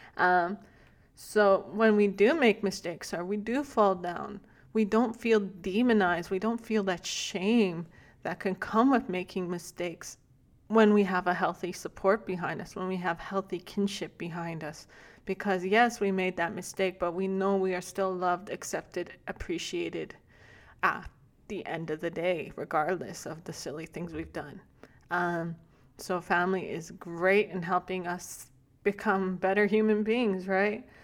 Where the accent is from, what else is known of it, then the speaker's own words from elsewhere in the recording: Alberta, Canada; also born or lived in Big Stone Creek Nation, northern Alberta; I'm thirty-three years old from the Big Stone Creek Nation in northern Alberta. Uh, however, I was raised right here in Lakta, Bishop Alberta